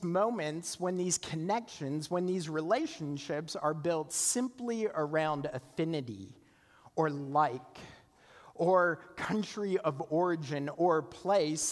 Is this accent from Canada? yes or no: yes; Canada; moved away as an adult; also born or lived in South Carolina; I was from Canada, right? In this little tiny town.